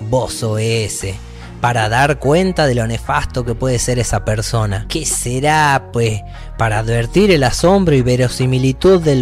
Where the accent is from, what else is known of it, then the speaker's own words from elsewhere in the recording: Aguaray, Salta, Argentina; no solo en mi acento que me rehuso a perder y que intento seguir imitando hasta el día de mi muerte, por más que sea forzado arrastrando las R, con una locución entendible para quienes nos criamos en Aguaray